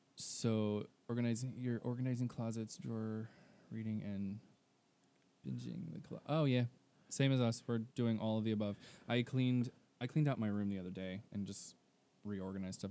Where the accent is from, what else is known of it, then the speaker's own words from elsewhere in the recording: Texas, United States; I'm from Texas